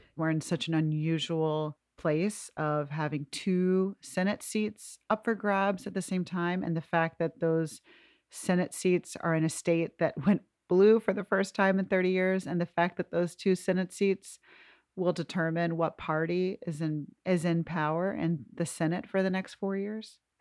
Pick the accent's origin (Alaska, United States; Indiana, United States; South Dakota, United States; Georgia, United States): Georgia, United States; In our Blitz mini season focused on my home state